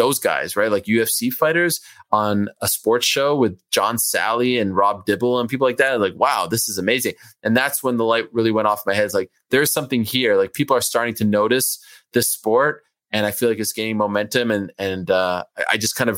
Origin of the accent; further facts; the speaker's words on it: Montreal, Quebec, Canada; first language French; English is a second language; moved away as an adult; also born or lived in Syracuse; now in New York City, United States; I grew up in Montreal, Jewish community